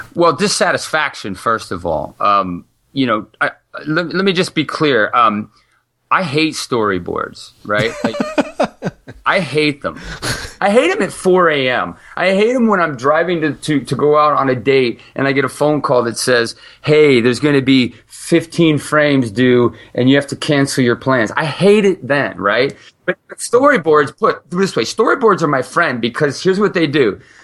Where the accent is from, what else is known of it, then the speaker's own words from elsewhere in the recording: Ohio, United States; also born or lived in California; I was born in California, grew up in Ohio